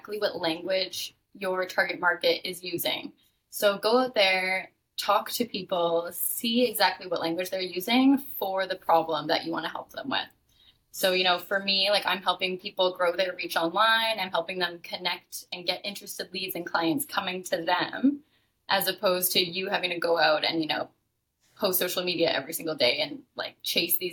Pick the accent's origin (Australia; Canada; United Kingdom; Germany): Canada; moved away as an adult; now in Playa del Carmen, Mexico; I'm living in Playa del Carmen, Mexico right now. Because I'm from Canada originally